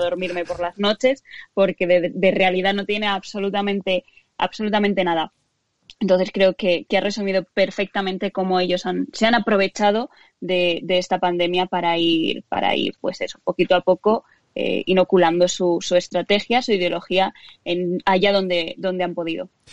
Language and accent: Spanish; Spain; somos españoles